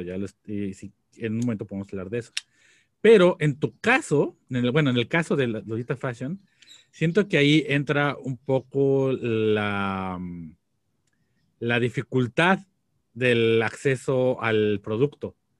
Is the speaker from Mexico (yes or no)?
yes; Mexico; estábamos creciendo nosotros, en México